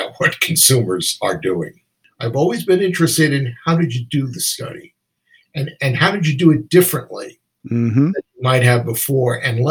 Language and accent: English; New York, United States; accent: New York; I used to go to professional sports events in New York when I was growing up with my tape recorder